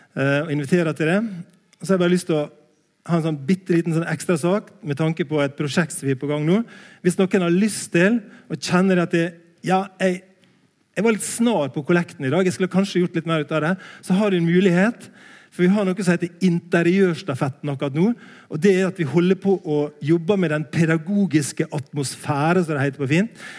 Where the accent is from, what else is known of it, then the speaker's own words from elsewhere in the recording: Langevåg, Møre og Romsdal, Norway; moved away; also born or lived in Bildøy; jeg er fra Sunnmøre, en plass heter Langevåg